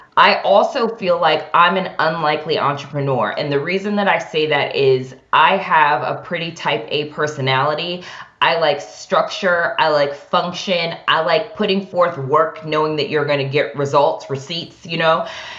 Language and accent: English; Cleveland, Ohio, United States; moved away as an adult; also born or lived in New York; I am from Cleveland, Ohio, born and raised. But I think that I really grew up in New York because that's where I first went out of college. So out of college, I moved from the suburbs in Cleveland, Ohio, and I moved to New York.